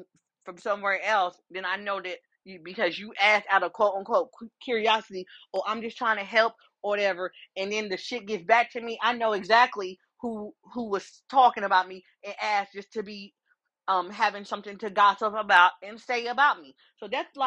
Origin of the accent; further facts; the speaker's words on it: Columbus, Ohio, United States; moved away; also just being from Columbus, Ohio